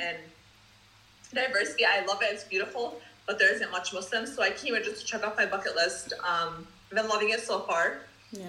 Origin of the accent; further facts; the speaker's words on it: Dearborn, Michigan, United States; moved away as an adult; now in Daniel Island, United States; I was born and raised in Michigan, Detroit, Dearborn, Michigan.